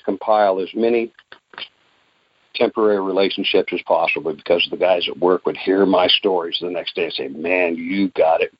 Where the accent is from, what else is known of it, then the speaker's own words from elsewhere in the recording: Alaska, United States; I was born and raised in Alaska, a large family.